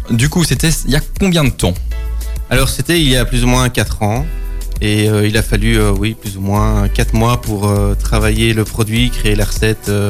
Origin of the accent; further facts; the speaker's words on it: Brussels, Brussels-Capital Region, Belgium; moved away as an adult; now in Nivelles, Belgium; moi, je suis un, un, catch de Bruxelles